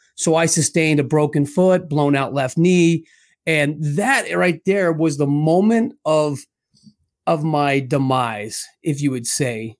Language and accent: English; Scottsdale, Arizona, United States; born and raised in Scottsdale, Arizona.